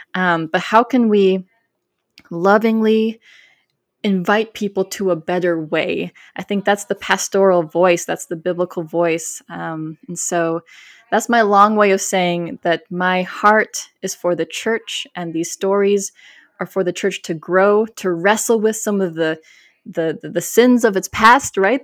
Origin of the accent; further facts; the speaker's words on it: Minnesota, United States; also born or lived in South Carolina; now in Austin, United States; I was born in South Carolina, grew up in Minnesota, and now live in Austin, Texas